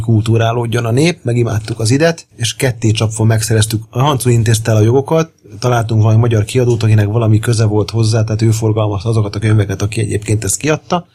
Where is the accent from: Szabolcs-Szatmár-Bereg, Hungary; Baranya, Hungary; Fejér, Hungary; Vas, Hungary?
Baranya, Hungary; Pécs; now in Budapest, Hungary; nem Pesti vagyok, hanem Pécsi